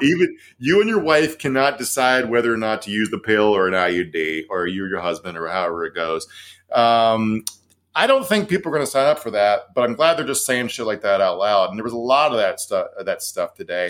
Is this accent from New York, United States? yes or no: no; Virginia, United States; Virginia, my home state.